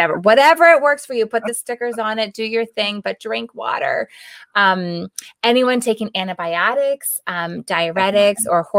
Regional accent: East Coast, United States; now in Arizona, United States; I came from the East Coast and moved out to Arizona, and so I experienced that whole moving from a more humid climate to a dry climate.

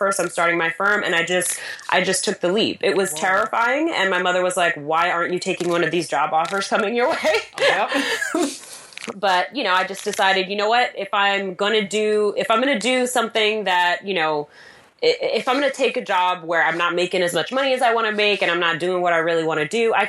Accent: New York, United States; I am a New Yorker, a mom, a wife

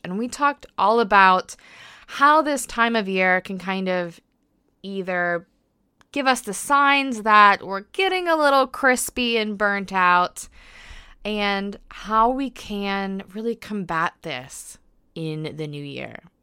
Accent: United States; accent: American; now in United Kingdom; I am an American living in the U K, so yes, that is an accent you probably detect.

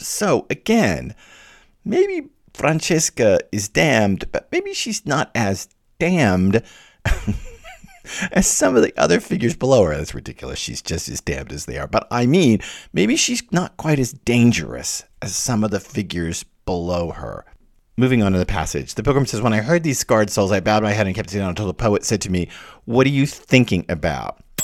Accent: the southern United States, United States; especially in the southern part of the United States where I was from, we were very, you know, Victorian and mannerly

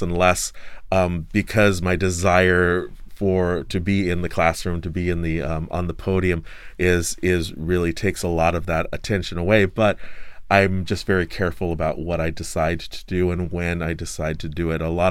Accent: Oakland, California, United States; I'm originally from Oakland, California

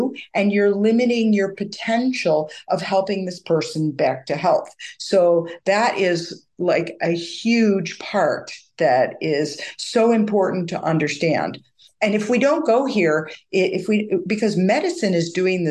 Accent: United States; also born or lived in England / Vancouver, Canada; as an American

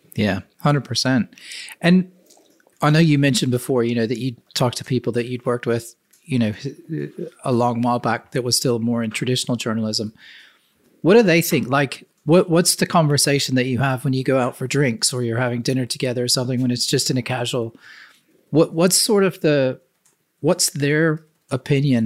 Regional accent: the South, United States; I grew up in the South and the U S

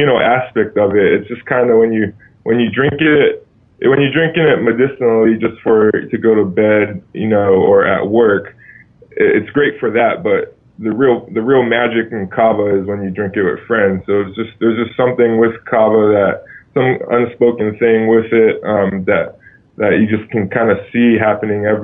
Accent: Hawaii, United States; I grew up in Hawaii and deep in my father's Tongan culture

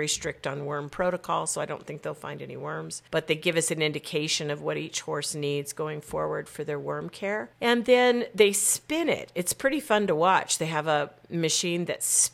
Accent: Arizona, United States; moved away; I grew up in Arizona

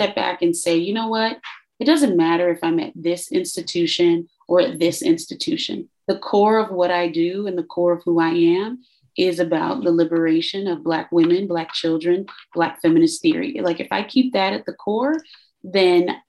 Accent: Chicago, Illinois, United States; growing up in Chicago, you even though your parents shield you from violence

